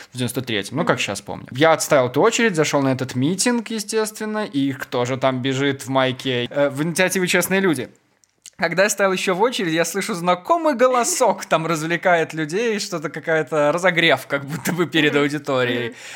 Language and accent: Russian; Maladzyechna, Minsk Region, Belarus; now in Minsk, Belarus; в моем родном городе, в Молодечно